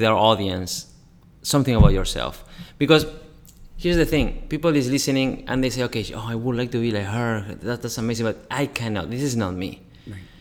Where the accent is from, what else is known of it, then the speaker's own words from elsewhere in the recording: Uruguay; in Uruguay, you know, I'm from Uruguay